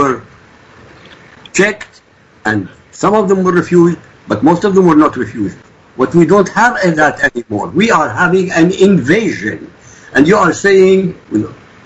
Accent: Iraq; now in United States; I'm from Iraq. I'm not an American. I'm from Iraq

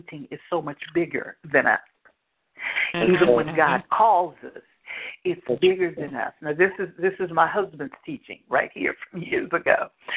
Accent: Indianapolis, Indiana, United States; moved away; also born or lived in Hanahan, South Carolina; I'm from Indianapolis originally

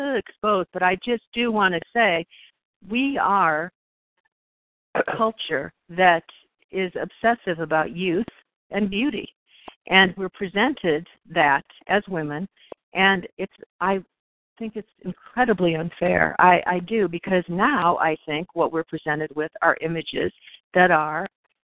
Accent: Ohio, United States; I grew up in Ohio, and growing up in Ohio

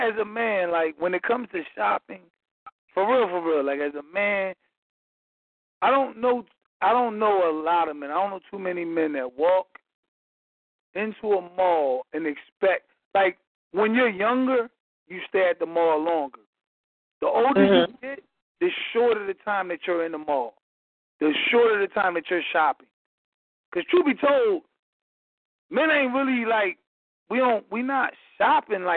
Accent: Philadelphia, Pennsylvania, United States; moved away as an adult; now in Atlanta, United States; I'm from Philadelphia, recently migrated to Atlanta

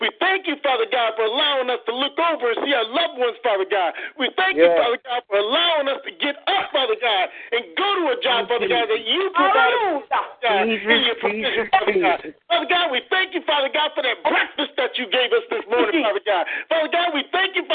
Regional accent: Waterbury, Connecticut, United States; moved away as an adult; now in Conway, United States; I'm from Waterbury, Connecticut. My wife and I moved to Conway, South Carolina

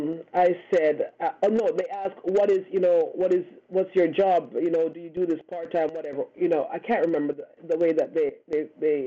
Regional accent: Canada; for us Canadians, you know, plus two is not that bad. we're used to, you know, minus 30.

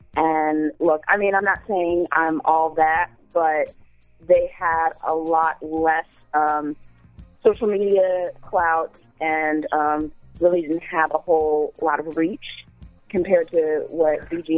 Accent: San Diego, California, United States; I'm from San Diego.

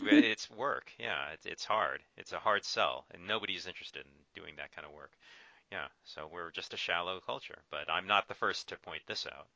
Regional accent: Orange County, California, United States; also born or lived in Thousand Oaks; I grew up in Orange County, which is uh, you know Anaheim

